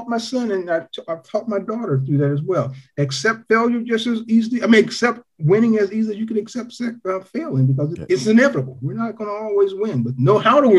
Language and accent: English; Toledo, Ohio, United States; also born or lived in Greenwood, Mississippi; I was born in Mississippi, but when people ask me where I'm from, I say Ohio. I say Toledo